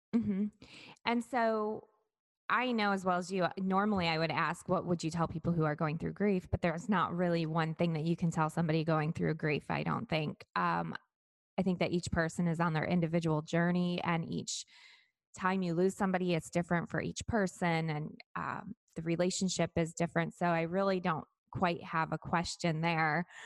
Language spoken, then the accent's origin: English; Michigan, United States; now in Florida, United States; my home state of Michigan